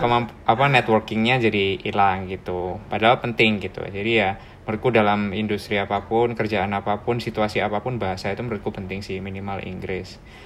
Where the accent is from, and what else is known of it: Surabaya, East Java, Indonesia; born or raised there; moved away as an adult; now in Melbourne, Australia